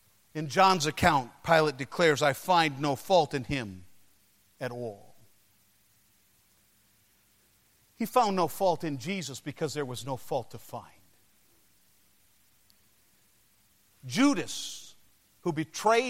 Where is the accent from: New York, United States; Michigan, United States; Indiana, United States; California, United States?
Michigan, United States; Detroit; my hometown, Detroit, Michigan